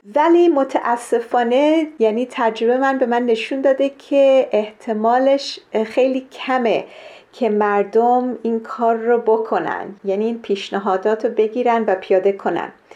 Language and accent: Persian; Kenya; من در کشور کنیا در شرق آفریقا به دنیا آمدم